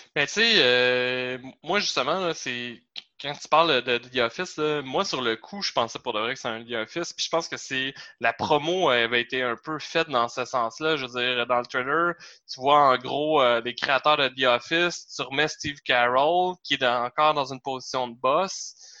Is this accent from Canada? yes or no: yes; Varennes, Quebec, Canada; quand on vient de Varennes